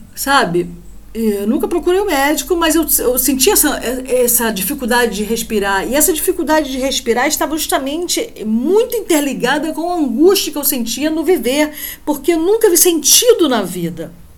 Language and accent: Portuguese; Rio de Janeiro, Brazil; moved away; Aqui onde eu moro não faz muito calor não, mas como boa carioca